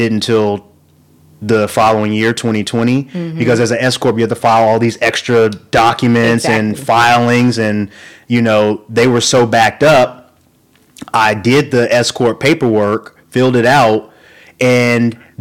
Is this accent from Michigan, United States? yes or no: no; rural Oklahoma, United States; growing up in Oklahoma, rural Oklahoma